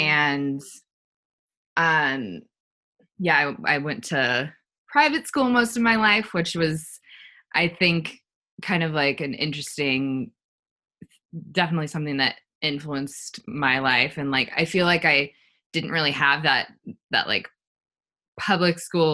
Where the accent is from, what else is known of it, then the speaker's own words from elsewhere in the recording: Los Angeles, California, United States; I grew up in Los Angeles